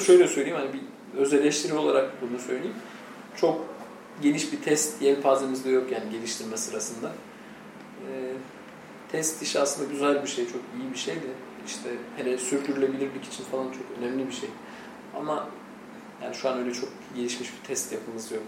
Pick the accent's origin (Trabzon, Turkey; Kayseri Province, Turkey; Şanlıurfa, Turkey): Trabzon, Turkey